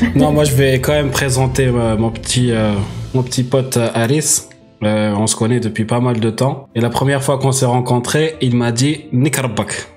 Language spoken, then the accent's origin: French; Algeria; moved away as an adult; now in France; j'ai déménagé de l'Algérie vers la France euh, à 18 ans